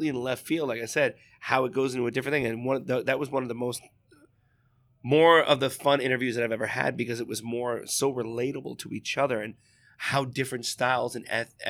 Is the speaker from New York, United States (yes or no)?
yes; New York, United States; I was raised in New York in a sense